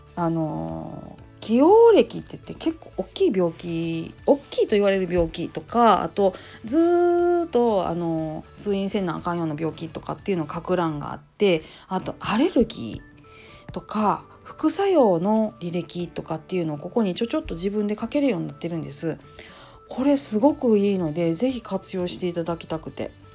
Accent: Kansai, Japan; accent: Kansai-ben; 関西弁でなんやかんや思ったことをかい、えー、ゆういちらかす感じでやっております

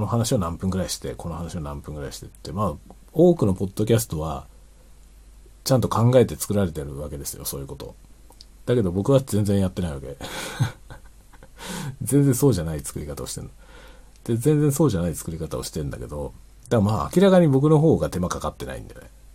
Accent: Japan; first language Japanese; 日本語のネイティブであったことはとても幸運だったなと思ってます

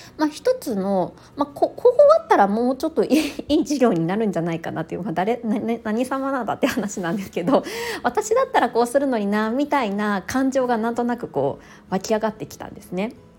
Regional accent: Japan; first language Japanese; 自分の母国語である日本語

